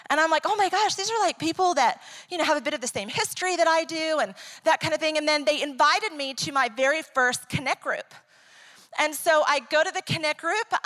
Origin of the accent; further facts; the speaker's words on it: Ecuador; English is a second language; also born or lived in New York, United States; I am originally from New York. I was raised, you know, I'm an Italian Jewish Christian who grew up in Ecuador. If I want to get my point across, I can use two languages.